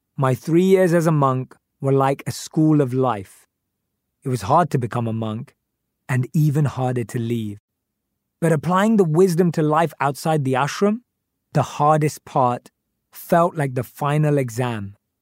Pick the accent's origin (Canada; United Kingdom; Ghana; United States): United Kingdom; London; born or raised there